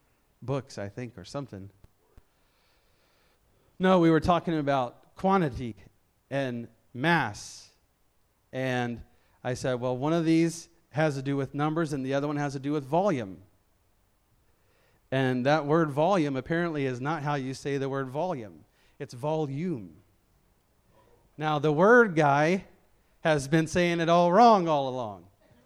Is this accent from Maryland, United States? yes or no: no; Memphis, Tennessee, United States; I'm from Memphis, Tennessee.